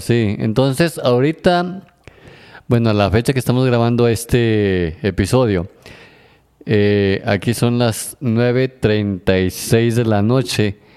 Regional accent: Mexico; nosotros que somos de un pueblo eh, chico, estamos acostumbrados todavía a salir a la calle y decir buenos días, buenas tardes, buenas noches. Este, somos que muy amables, aparte de que así somos los mexicanos

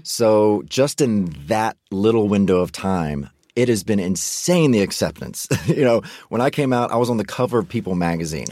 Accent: Mississippi, United States; I grew up in Mississippi right next door

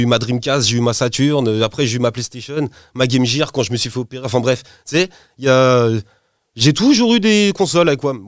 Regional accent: Poissy, Île-de-France, France; je suis de Poissy dans le 7-8, t'as vu, c'est pas le même accent

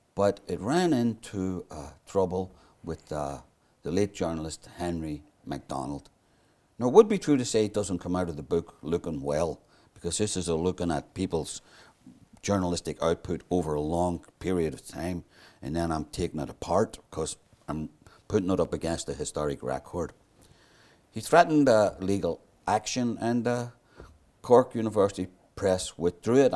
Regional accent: Belfast, Northern Ireland, United Kingdom; I grew up in North Belfast, but went to school in West Belfast

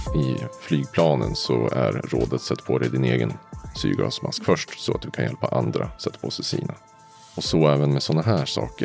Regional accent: Uppsala, Uppsala County, Sweden; Jag kommer från Uppsala idag. Mm. Ja, och ursprungligen också

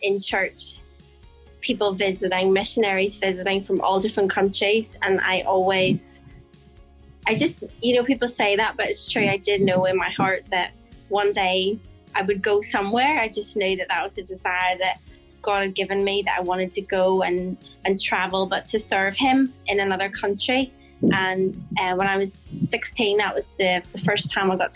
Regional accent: Bangor, Northern Ireland, United Kingdom; moved away as an adult; now in Phnom Penh, Cambodia; I'm from Northern Ireland, and I grew up in a little town called Bangor by the seaside

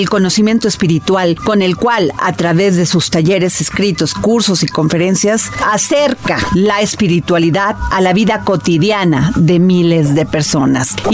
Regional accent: Veracruz, Mexico; yo soy eh, veracruzana

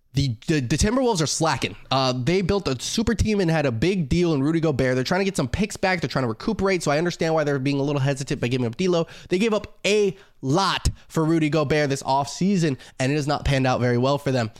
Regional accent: Las Vegas, Nevada, United States; now in Chicago, United States; I'm from Vegas

